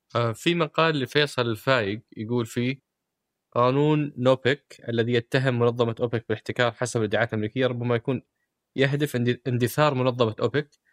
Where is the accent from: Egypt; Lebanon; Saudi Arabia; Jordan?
Saudi Arabia; عندنا في السعوديه